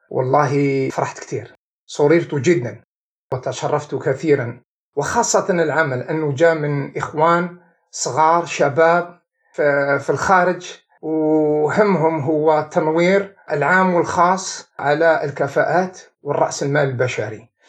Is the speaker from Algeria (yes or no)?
yes; Algiers, Algiers Province, Algeria; also born or lived in Belouizdad, Algiers / Dely Ibrahim; أنا كبرت في حلب نعكنون، بعدين انتقلت إلى دار إبراهيم